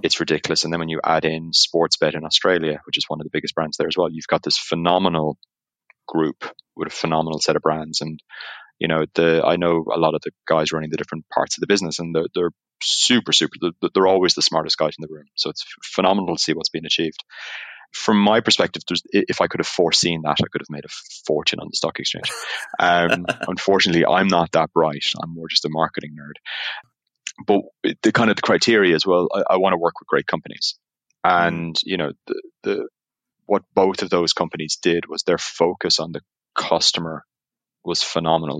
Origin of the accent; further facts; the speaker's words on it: Ireland; accent: Irish; now in Amsterdam, Netherlands; as you can tell by the accent, even though I'm in Amsterdam, I'm, I'm Irish